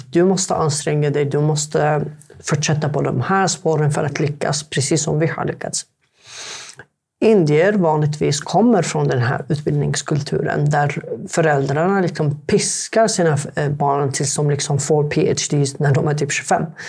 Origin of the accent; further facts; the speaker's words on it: Yemen; Swedish is a second language; now in Sweden; jag är jemenit